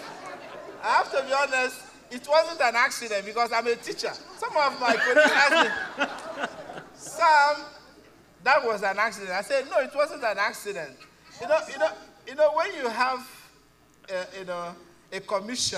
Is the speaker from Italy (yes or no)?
no; Nigeria; moved away as an adult; now in Canada; So, we are immigrants. We immigrated from Nigeria